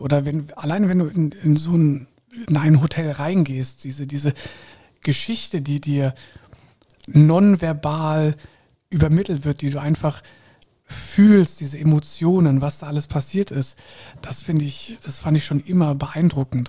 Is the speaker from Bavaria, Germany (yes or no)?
no; Koblenz, Rhineland-Palatinate, Germany; moved away as an adult; also born or lived in Munich / Switzerland / Bahrain; ich bin in Koblenz groß geworden